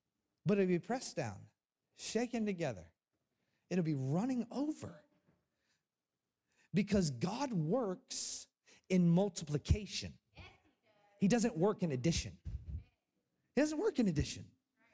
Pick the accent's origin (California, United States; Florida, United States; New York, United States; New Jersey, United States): Florida, United States; I grew up in Florida, also known as heaven